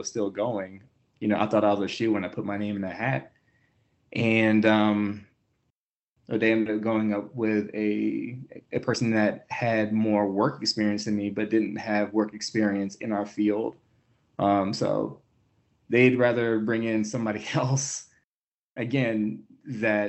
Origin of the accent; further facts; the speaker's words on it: Hampton, Virginia, United States; moved away as an adult; also born or lived in Baltimore; now in Denver, United States; I was born and raised in Hampton, Virginia